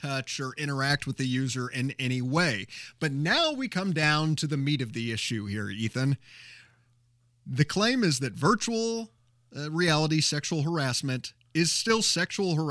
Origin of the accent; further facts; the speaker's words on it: Carmel, Indiana, United States; moved away; Our hometown of Carmel, Or at least that's my my hometown. That's where my folks are located